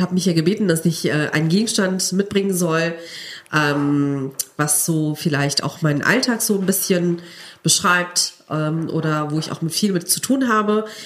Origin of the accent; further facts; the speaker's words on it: Cologne, North Rhine-Westphalia, Germany; moved away as an adult; now in Gelsenkirchen, Germany; Ich bin Kölnerin, ich bin in Köln geboren und aufgewachsen. Ich habe mein ganzes Leben in Köln verbracht.